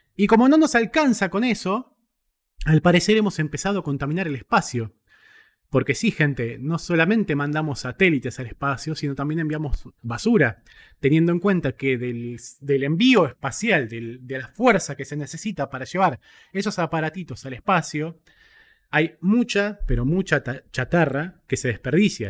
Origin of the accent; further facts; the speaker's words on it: Argentina; en mi país